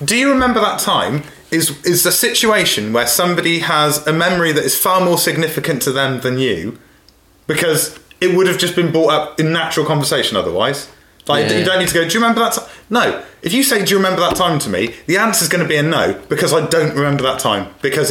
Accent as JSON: {"language": "English", "town": "Saltash", "region": "South West England", "country": "United Kingdom", "said": "I'm from Salt Ash."}